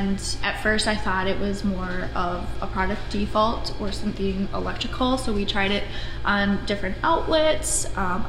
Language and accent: English; Anoka, Minnesota, United States; I grew up in Anoka